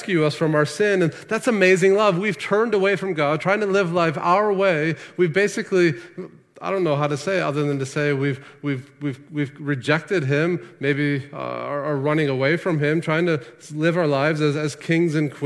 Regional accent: United States; as Americans

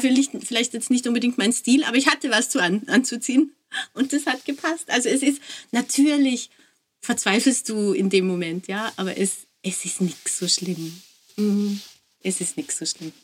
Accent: Austria; als Österreicherin

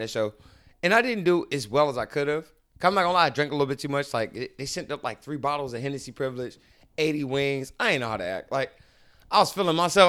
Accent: Baltimore, Maryland, United States; moved away as an adult; now in California, United States; I grew up in Baltimore. That's where I started doing comedy

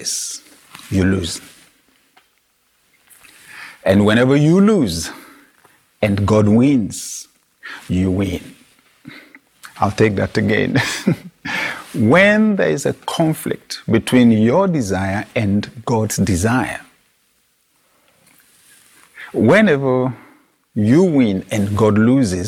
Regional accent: Nigeria; my national youth service in Nigeria

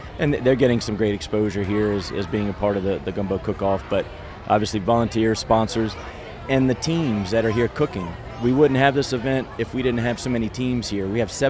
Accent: North Carolina, United States; moved away as an adult; now in New Iberia, United States; I grew up in North Carolina and came to LSU, Louisiana State University

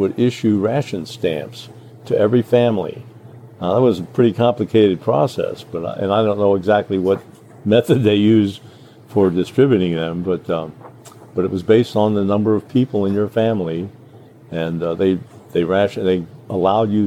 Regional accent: Cincinnati, Ohio, United States; also born or lived in Newport, Kentucky; I was pretty much raised in Ohio, but born in Kentucky. Only spent about 5 or 6 years there. We moved to Cincinnati in 1942

